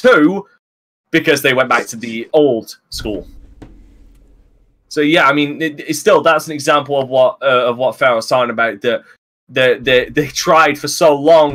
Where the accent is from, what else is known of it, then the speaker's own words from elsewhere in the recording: England, United Kingdom; I'm English